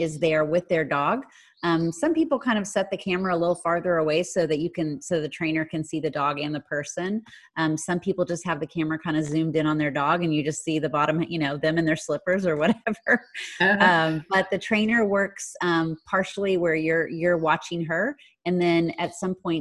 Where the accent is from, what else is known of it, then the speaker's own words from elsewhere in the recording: Houston, Texas, United States; now in Pflugerville, United States; they are in the Houston area. And that was my hometown